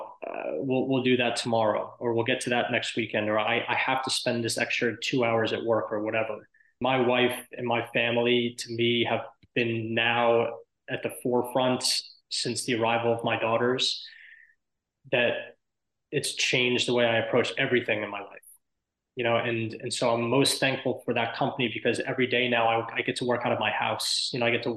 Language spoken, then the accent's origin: English; outside of New York, United States; I grew up outside of New York.